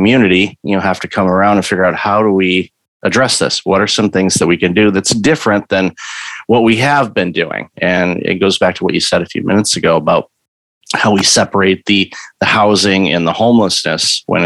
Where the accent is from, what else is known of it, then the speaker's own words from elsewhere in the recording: Michigan, United States; moved away; I grew up in Michigan